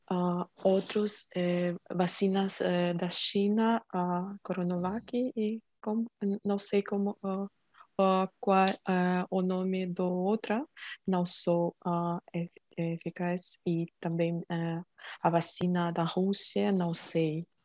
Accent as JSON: {"language": "Portuguese", "country": "Ukraine", "second_language": "Portuguese", "moved": "as an adult", "lives_now": "Germany", "said": "Um, sou da Ucrânia, agora moro na Alemanha há 10 anos, trabalho um, como uh, contadora. O que mais? estou aprendendo uh, português"}